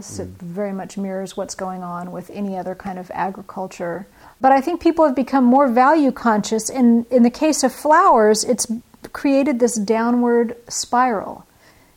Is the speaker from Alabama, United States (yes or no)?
no; Northern California, United States; my hometown in Northern California